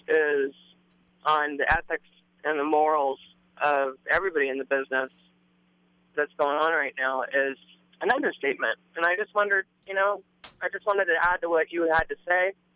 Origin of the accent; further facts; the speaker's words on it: San Luis Obispo, California, United States; moved away as an adult; I grew up in San Luis Obispo, and I just came home after about twelve years